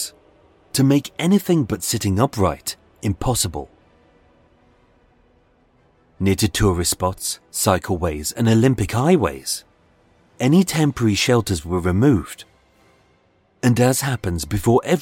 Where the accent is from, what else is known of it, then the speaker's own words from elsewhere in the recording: United Kingdom; we're British